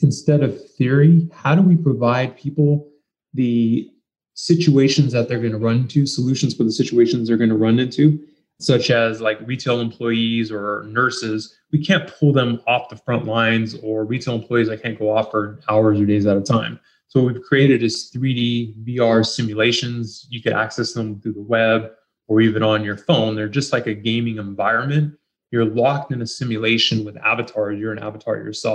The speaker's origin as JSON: {"language": "English", "town": "San Jose", "region": "California", "country": "United States", "said": "I'm from San Jose, Northern California"}